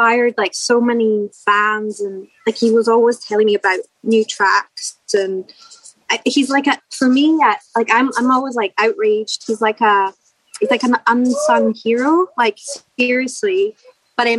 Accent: Glasgow, Scotland, United Kingdom; moved away; also born or lived in Los Angeles / Southend; I'm from Glasgow

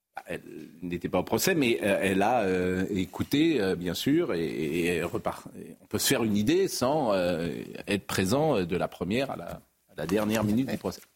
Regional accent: Nantes, Pays de la Loire, France; J'ai grandi à Nantes

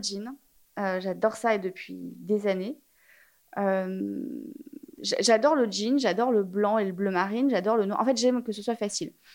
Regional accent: Paris, Île-de-France, France; J'ai grandi à Paris

